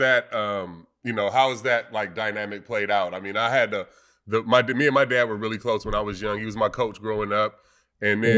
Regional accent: Vallejo, California, United States; I'm from Vallejo

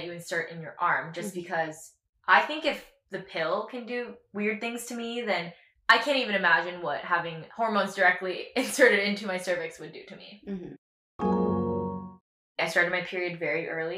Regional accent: Katy, Texas, United States; I grew up in Katy, Texas

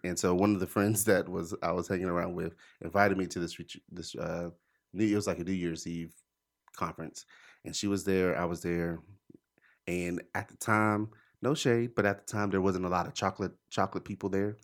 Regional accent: Charlotte, North Carolina, United States; I'm from Charlotte. I'm from here

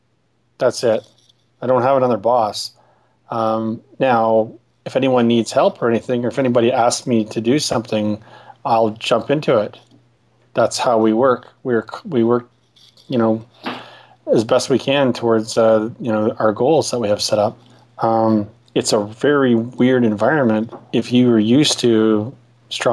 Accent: Ottawa, Ontario, Canada; I'm from Ottawa in Canada

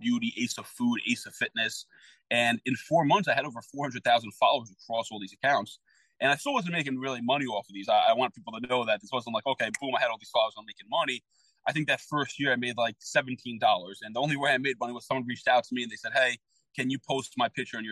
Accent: New York City, New York, United States; I grew up in the Bronx.

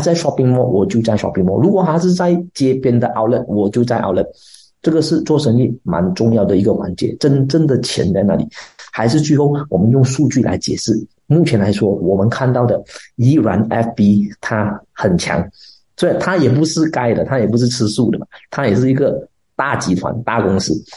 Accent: Malaysia; accent: Malaysian; 国外的人来马来西亚，他也学我们的口音啊

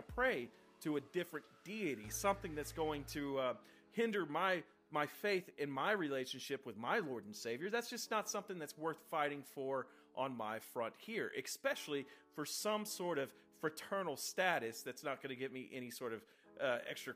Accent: Texas, United States; I come from Texas, and a part of Texas that produces over 40% of the world's cotton

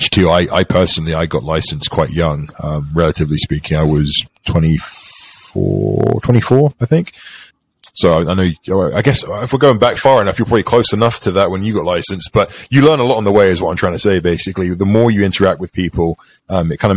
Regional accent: England, United Kingdom; now in United States; I'm from England originally

